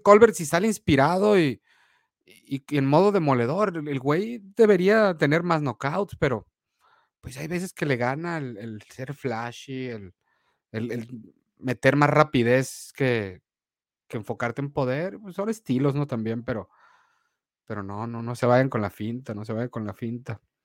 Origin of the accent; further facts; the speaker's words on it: Sonora, Mexico; soy mexicano y me y sonorense